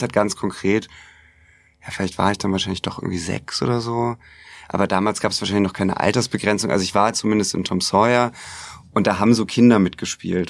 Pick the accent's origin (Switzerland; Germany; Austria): Germany; Hamburg; also born or lived in United States; ich komme ja aus Hamburg